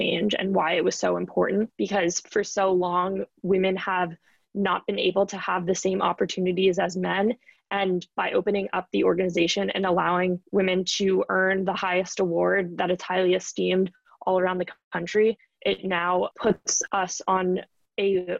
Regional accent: New York City, New York, United States; I grew up in New York City.

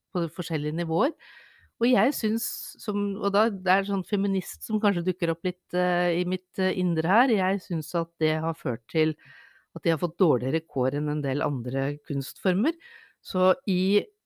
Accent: Lørenskog, Akershus, Norway; now in Bærum, Norway; jeg er født på Lørenskog sentralsykehus.

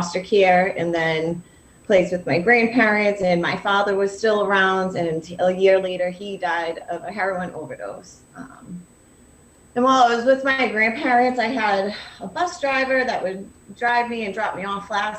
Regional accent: Lynn, Massachusetts, United States; I'm from Lynn

